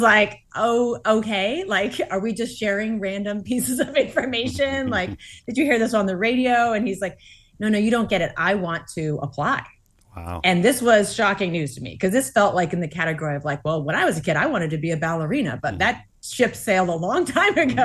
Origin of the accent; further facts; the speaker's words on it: Massachusetts, United States; I grew up in Massachusetts, um, attending Grace Chapel